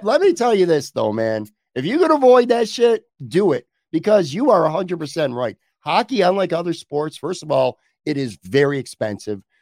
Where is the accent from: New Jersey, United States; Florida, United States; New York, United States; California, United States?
New York, United States; Buffalo; I grew up on the west side of Buffalo